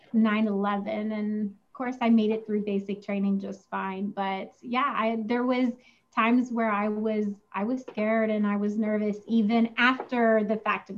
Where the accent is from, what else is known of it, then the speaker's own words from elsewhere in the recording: West Virginia, United States; growing up in West Virginia, we didn't have a lot of, you know, money